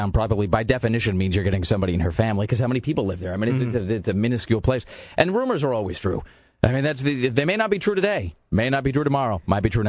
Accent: Death Valley, California, United States; You don't know heat. I grew up in Death Valley. Quit your belly aching.

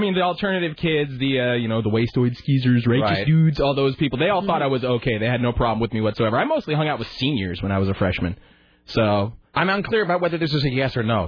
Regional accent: Portland, Oregon, United States; also born or lived in Salem, Oregon; My hometown's Portland. I was born in Portland.

